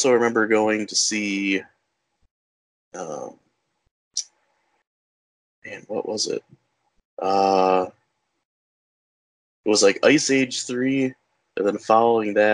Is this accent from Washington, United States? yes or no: no; the Thumb, Michigan, United States; I'm from the Thumb, and there's a drive-in theater actually right on M46. It's north of Sandusky